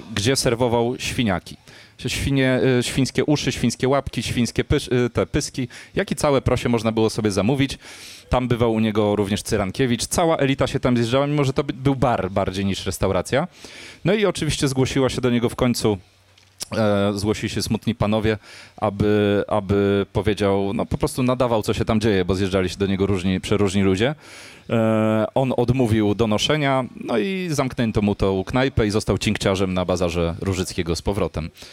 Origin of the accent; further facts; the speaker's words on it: Warsaw, Masovian Voivodeship, Poland; u nas w Warszawie